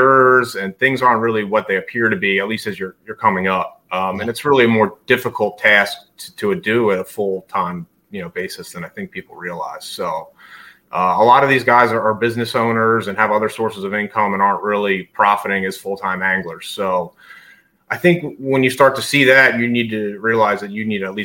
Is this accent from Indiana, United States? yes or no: no; New Jersey, United States; now in Maryland, United States; I'm originally from New Jersey, right now sort of living in Maryland